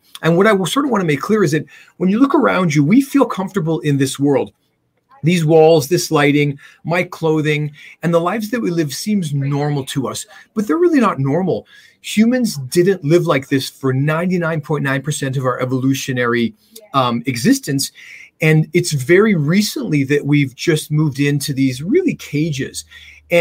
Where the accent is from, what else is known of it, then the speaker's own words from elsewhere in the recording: Canada; I'm a Canadian dentist